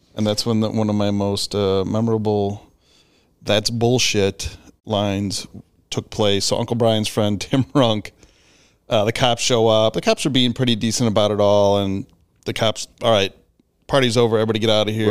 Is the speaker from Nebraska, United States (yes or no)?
no; Bartlett, Illinois, United States; I grew up in Bartlett